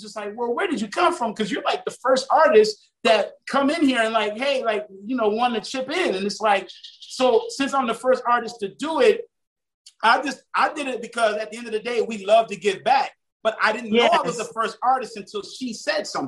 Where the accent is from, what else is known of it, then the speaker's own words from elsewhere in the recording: Savannah, Georgia, United States; also born or lived in Harlem, New York / Miami, Florida; now in Fort Lauderdale, United States; I was born in Harlem, but I was raised in Savannah. But I now, you know, reside in Broward County, which is Fort Lauderdale, Florida